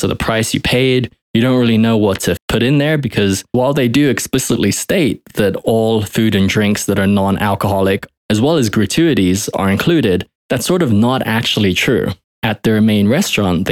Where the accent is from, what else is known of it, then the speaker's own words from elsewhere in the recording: United Kingdom; now in United States; I'm originally British